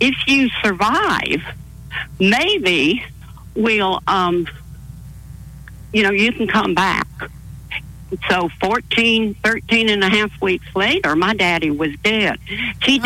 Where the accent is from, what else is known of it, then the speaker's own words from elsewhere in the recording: Toronto, Ontario, Canada; moved away as an adult; I'm from Toronto